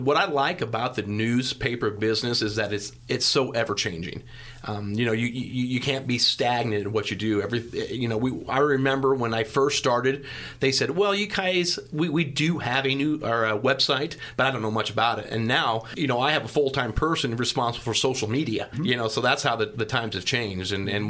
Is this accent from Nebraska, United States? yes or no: yes; Western Nebraska, United States; moved away as an adult; also born or lived in South Dakota; now in Sedalia, United States; I come here from South Dakota by the way of Nebraska. Okay. So I'm originally from Western Nebraska. And when I say Western Nebraska, I can look at my front porch and see Wyoming.